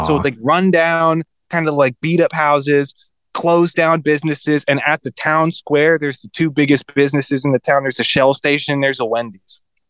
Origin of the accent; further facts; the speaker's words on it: Fayetteville, North Carolina, United States; I was joking like, oh, I'm from Fayetteville, but like Fayetteville is where Fort Bragg is. And like, that's so like right. Eastern North Carolina, there's Fort Bragg, Camp Lejeune, and Cherry Point